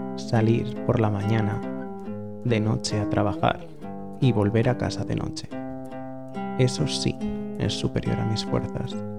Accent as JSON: {"language": "Spanish", "town": "San Sebastián", "region": "Basque Country", "country": "Spain", "tie": "born or raised there", "moved": "as an adult", "lives_now": "Buenos Aires, Argentina", "said": "de Donostia, San Sebastián"}